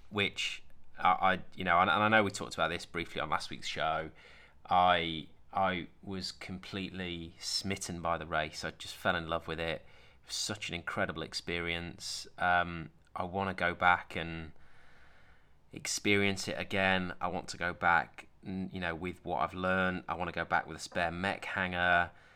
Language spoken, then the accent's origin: English; Sheffield, Yorkshire and the Humber, United Kingdom; also born or lived in Doncaster; I grew up in Sheffield and Doncaster